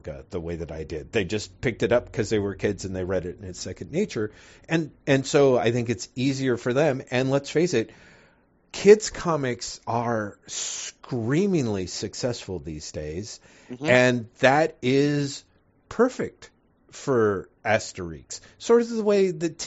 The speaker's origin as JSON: {"language": "English", "country": "United States"}